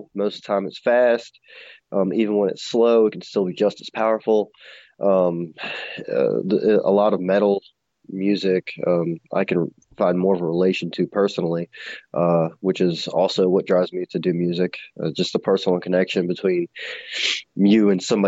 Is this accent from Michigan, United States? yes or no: no; Baltimore, Maryland, United States; now in Roanoke, United States; I'm originally from Baltimore